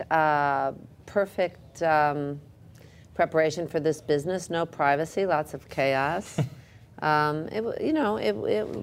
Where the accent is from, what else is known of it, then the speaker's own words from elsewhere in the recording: Jackson Heights, Queens, then New Jersey, United States; also born or lived in Manhattan, New York; I was raised in Jackson Heights and then New Jersey.